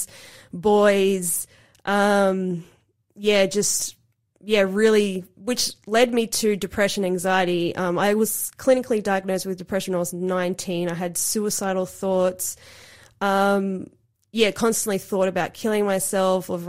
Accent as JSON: {"language": "English", "town": "Cooranbong", "region": "New South Wales", "country": "Australia", "tie": "born or raised there", "also_born_or_lived": "Sydney, Australia / Gold Coast, Queensland, Australia"}